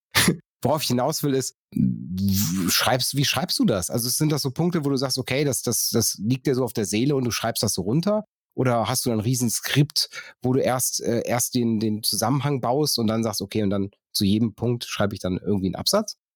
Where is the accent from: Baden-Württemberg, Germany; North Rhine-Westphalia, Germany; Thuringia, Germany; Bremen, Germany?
North Rhine-Westphalia, Germany; ich komme vom Niederrhein